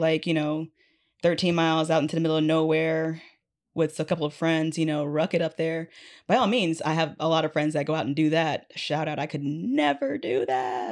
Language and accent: English; Fairbanks, Alaska, United States; now in Anchorage, United States; from Alaska, born and raised Fairbanks originally.